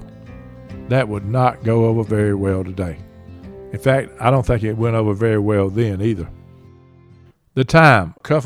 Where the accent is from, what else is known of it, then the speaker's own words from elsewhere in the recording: Georgia, United States; Since I was from Georgia